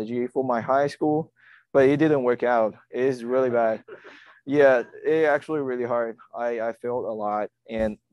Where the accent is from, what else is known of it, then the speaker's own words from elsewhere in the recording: China; moved away as an adult; now in United States; I come from China, and I've been here 2.5 years already.